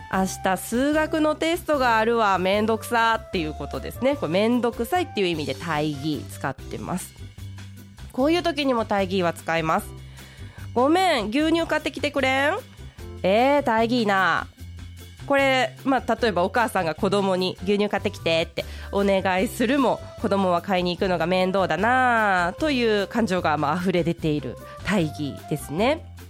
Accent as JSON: {"language": "Japanese", "region": "Hiroshima", "country": "Japan", "tie": "born or raised there", "moved": "as an adult", "lives_now": "Kyoto, Japan", "said": "私も実は中学、高校時代は広島県で過ごしておりまして"}